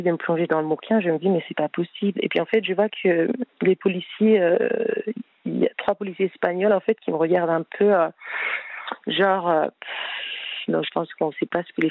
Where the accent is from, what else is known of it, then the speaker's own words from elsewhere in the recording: France; Je dis oui, je veux rentrer en France puisque, enfin voilà, je je suis française, je veux je veux rentrer dans mon pays